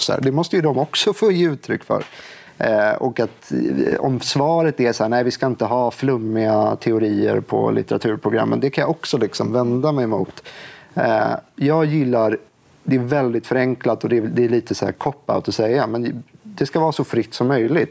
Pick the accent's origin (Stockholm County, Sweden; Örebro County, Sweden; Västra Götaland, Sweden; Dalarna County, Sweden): Stockholm County, Sweden; Stockholm; jag är från Stockholm